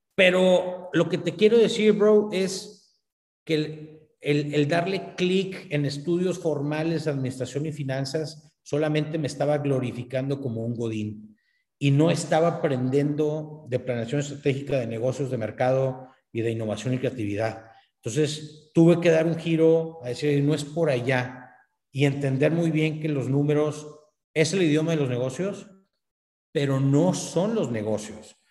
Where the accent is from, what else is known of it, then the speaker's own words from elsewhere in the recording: northern Mexico, Mexico; aquí en, el norte de México, los norteños somos buenos a los negocios, entonces como buen, como buen norteño